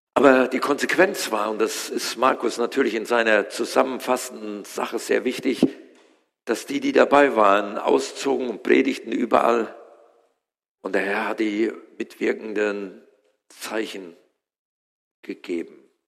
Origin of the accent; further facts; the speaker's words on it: Germany; wir als Deutsche